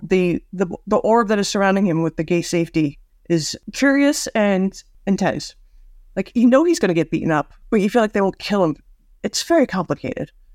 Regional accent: United States; As an American

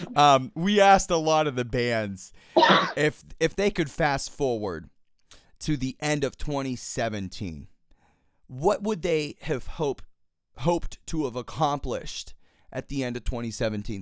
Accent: Pittsburgh, Pennsylvania, United States; I'm born and raised in Pittsburgh, Pennsylvania, so obviously East Coast for me.

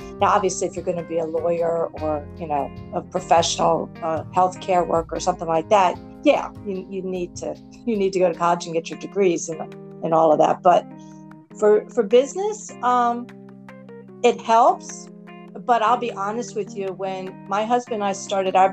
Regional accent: Baltimore, Maryland, United States; I'm born and raised in Baltimore

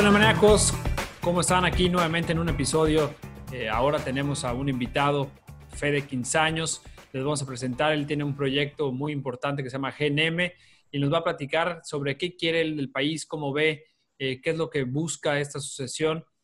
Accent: Mexico; como mexicanos

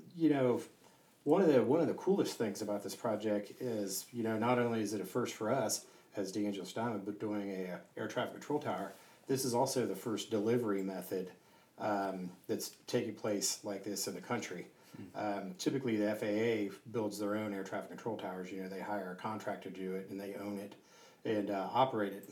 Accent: Southern California, United States; moved away; also born or lived in Ohio; I grew up in uh, Southern California so I was born in Ohio, then moved out to Southern California when you know I was a little boy

